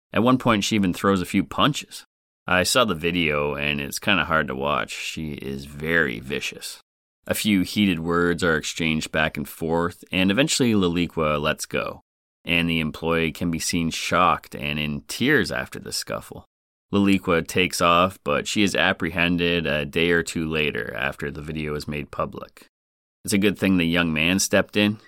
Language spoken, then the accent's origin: English; Canada; But being Canadian